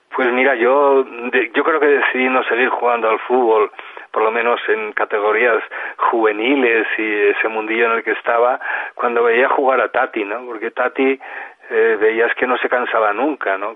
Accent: Mieres, Asturias, Spain; la única manera en Mieres, en mi pueblo, de, pues de participar en campeonatos

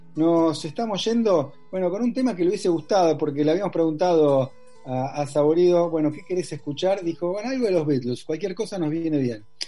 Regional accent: Buenos Aires, Argentina; also born or lived in Lomas de Zamora; como porteño que estudió, estudié en Lomas de Zamora.

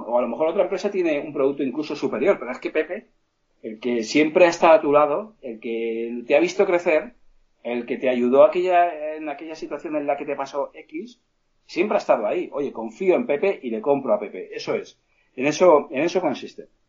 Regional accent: Petrer, Valencian Community, Spain; Yo soy de un pueblo que se llama Petrel, en Alicante

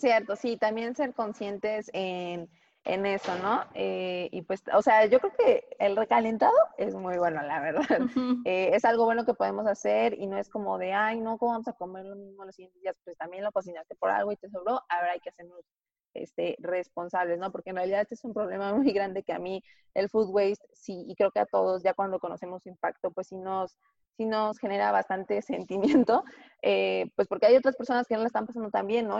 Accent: Tlaxcala, Mexico; porque yo soy de Tlaxcala

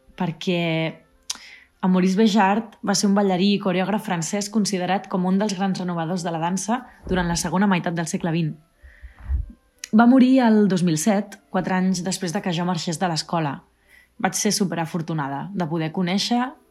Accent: Vilassar de Mar, Catalonia, Spain; moved away; also born or lived in Switzerland; Vaig acabar la meva formació de clàssic a la meva escola de dansa de tota la vida de Vilassar de Mar

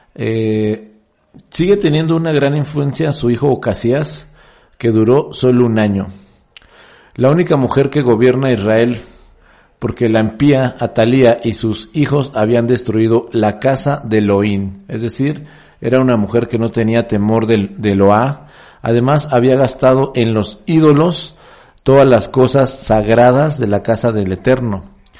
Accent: Mexico; En mi país, en México

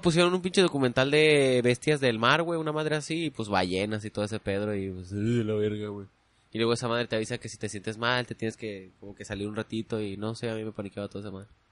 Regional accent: Tecate, Baja California, Mexico; also born or lived in Puebla, Mexico; now in Tijuana, Mexico; yo nací en Puebla, eh, tal vez crecí unos 6 años en Tecate

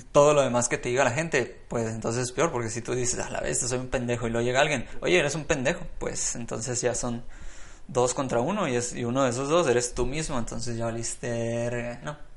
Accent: Hermosillo, Sonora, Mexico; bueno, yo soy de Hermosillo, Sonora, ¿no? Pero no, es que allá en, Guadalajara juegan, juegan como locos porque es mucha gente que tiene mucho dinero

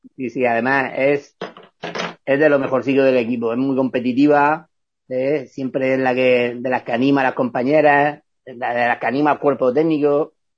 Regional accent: Vega Baja, Valencian Community, Spain; moved away as an adult; also born or lived in Elche; yo soy de la Vega Baja, yo no soy de Elche

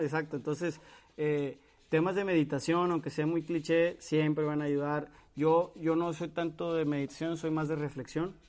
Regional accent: Monterrey, Nuevo León, Mexico; somos regiomontanos

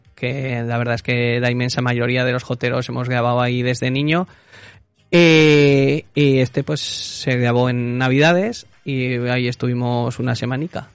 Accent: Cera, Aragon, Spain; now in Zaragoza, Spain; en Cera que es mi pueblo, pues se ha cantado mucho

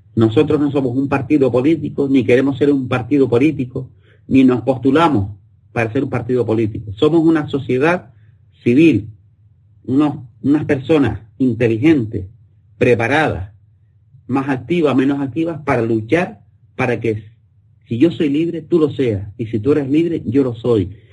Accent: Spain; somos españoles

